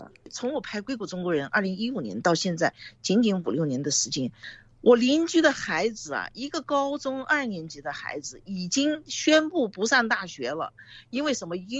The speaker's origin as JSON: {"language": "Chinese", "town": "Gangshan", "region": "Kaohsiung", "country": "Taiwan", "tie": "born or raised there", "lives_now": "United States", "said": "Alto、Silicon Valley 是我两个孩子的 hometown，是我女儿的故乡，但它不是我的家乡。这个东西非常 tricky。高雄的冈山给你。对你就是第一故乡"}